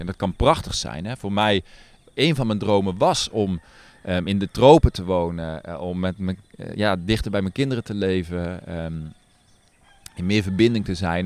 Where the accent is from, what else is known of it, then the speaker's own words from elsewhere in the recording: Netherlands; moved away as an adult; now in Nepal; En ik heb dat zelf als kind ook in Nederland gedaan, gewoon vliegeren. Met mijn opa